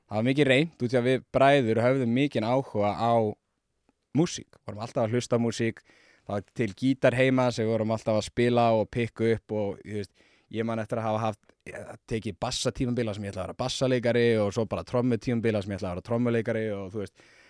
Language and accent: Icelandic; Reykjavík, Capital Region, Iceland; also born or lived in Seattle, United States; ég er bara um, úr hlíðunum